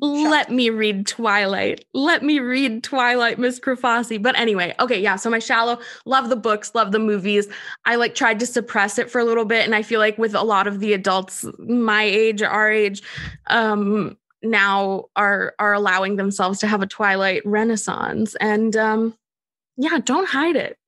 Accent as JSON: {"language": "English", "region": "Minnesota", "country": "United States", "said": "I'm from Minnesota"}